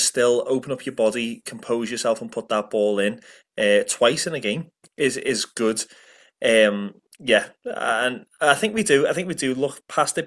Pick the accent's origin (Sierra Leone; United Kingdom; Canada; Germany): United Kingdom; Liverpool, North West England; moved away as an adult; now in Ireland; growing up in Liverpool